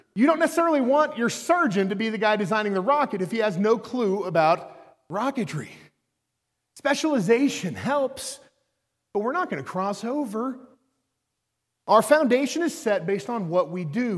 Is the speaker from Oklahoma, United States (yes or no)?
yes; Norman, Oklahoma, United States; I'm from Oklahoma. I grew up in Norman